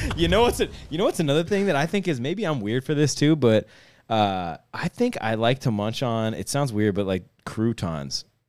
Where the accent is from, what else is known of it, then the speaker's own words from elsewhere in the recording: Youngstown, Ohio, United States; I grew up in Youngstown area